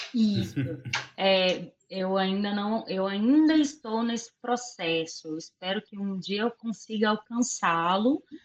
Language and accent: Portuguese; Açucena, Minas Gerais, Brazil; moved away; minha cidade natal, que é a Sucena